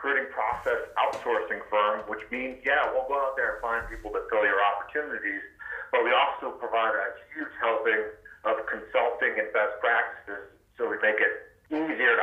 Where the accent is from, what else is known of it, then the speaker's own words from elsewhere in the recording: Maine, United States; I grew up in Maine and joined the Navy right out of high school, served 21 years